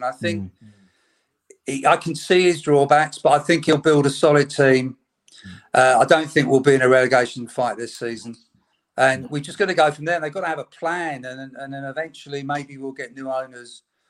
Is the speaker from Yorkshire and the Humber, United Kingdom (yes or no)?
no; London, United Kingdom; I was brought up in North London, but I had to be a West Ham fan.